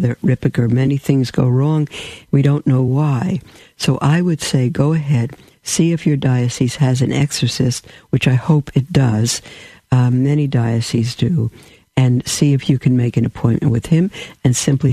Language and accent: English; New York City, New York, United States; I'm from a New York. I'm a New Yorker. I'm a Brooklyn bum